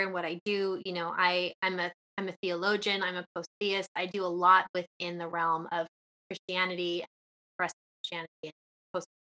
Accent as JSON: {"language": "English", "region": "New York", "country": "United States", "tie": "born or raised there", "also_born_or_lived": "West Coast, United States", "moved": "yes", "lives_now": "England, United Kingdom", "said": "I was born and raised in New York"}